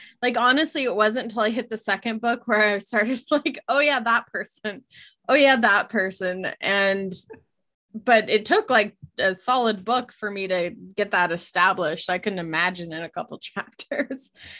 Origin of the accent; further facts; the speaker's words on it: West Coast, United States; I was like, you know, I'm from the West Coast.